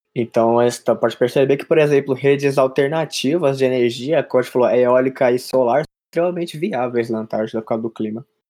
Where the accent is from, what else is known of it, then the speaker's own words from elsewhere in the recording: Guarulhos, São Paulo, Brazil; eu sou de Guarulhos